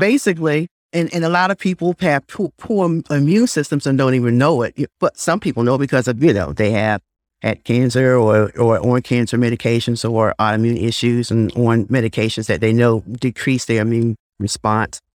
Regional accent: Blue Ridge Mountains, Virginia, United States; moved away as an adult; also born or lived in Nelson County, Virginia / Chapel Hill, North Carolina; now in Greensboro, United States; I hail from the Blue Ridge Mountains of Winjana, Virginia

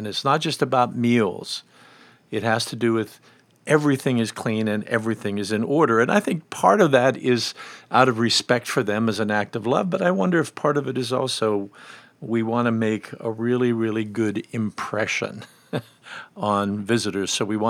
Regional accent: Pennsylvania, United States; I grew up in Western Pennsylvania, and one of the phrases that is common there about cleaning is redding up.

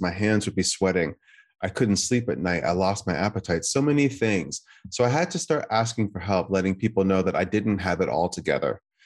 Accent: United States; being an American, not of Chinese descent

